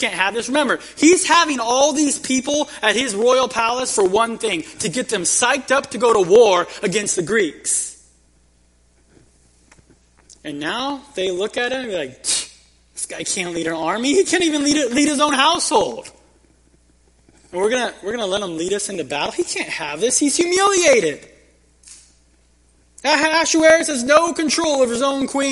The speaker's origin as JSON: {"language": "English", "town": "Kingsburg", "region": "California", "country": "United States", "tie": "born or raised there", "said": "growing up in Kingsburg, there was this restaurant we'd go to as a family right by the railroad tracks"}